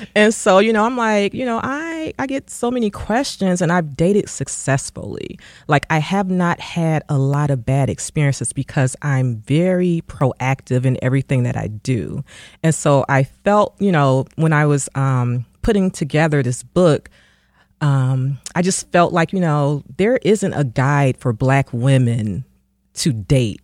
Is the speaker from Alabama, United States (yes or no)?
no; Detroit, Michigan, United States; my community growing up in Detroit.